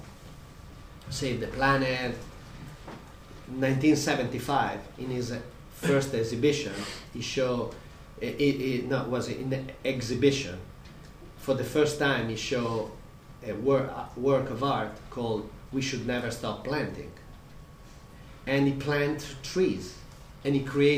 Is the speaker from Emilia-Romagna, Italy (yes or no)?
yes; Modena, Emilia-Romagna, Italy; I grew up in Modena in a food valley, you know, in the middle of Emilia-Romagna.